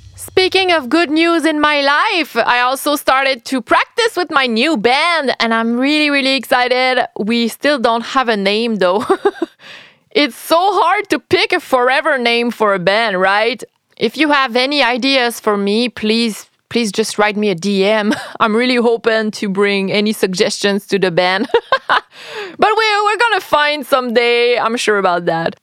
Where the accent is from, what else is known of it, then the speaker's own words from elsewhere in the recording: Quebec, Canada; I'm French Canadian. I'm Quebecoise, to be more precise